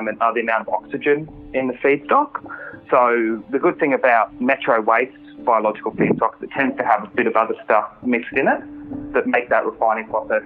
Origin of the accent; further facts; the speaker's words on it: Australia; as an Australian